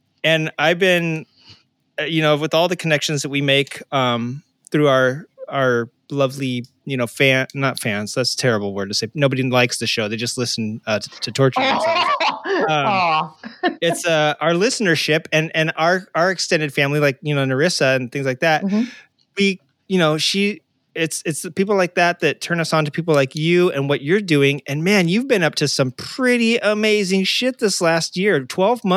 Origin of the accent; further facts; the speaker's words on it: Arkansas, United States; now in California, United States; I am from Arkansas originally.